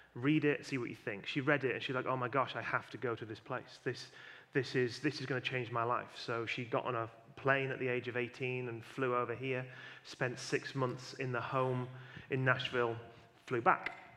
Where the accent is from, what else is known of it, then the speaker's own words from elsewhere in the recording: Yorkshire and the Humber, United Kingdom; where we live, we live in a, in a county called Yorkshire